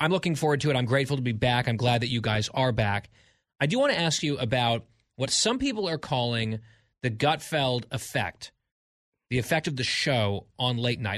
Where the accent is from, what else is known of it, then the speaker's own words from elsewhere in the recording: England, United Kingdom; I'm English